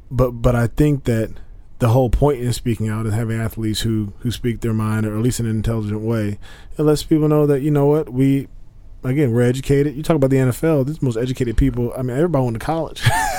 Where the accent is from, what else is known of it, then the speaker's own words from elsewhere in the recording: United States; I'm an American.